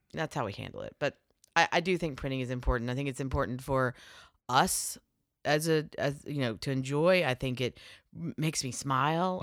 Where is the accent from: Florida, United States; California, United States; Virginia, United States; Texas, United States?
Virginia, United States; I'm from Virginia